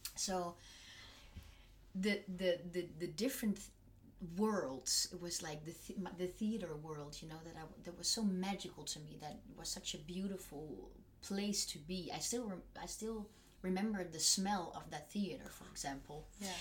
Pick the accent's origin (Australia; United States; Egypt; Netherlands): Netherlands; North Brabant; now in Germany; I come from Brabant, which is a bit more in the south.